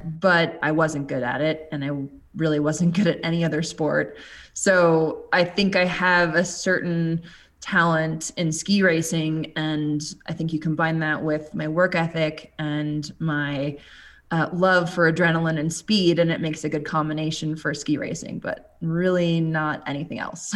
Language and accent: English; Minnesota, United States; moved away; also born or lived in Colorado; I grew up in Minnesota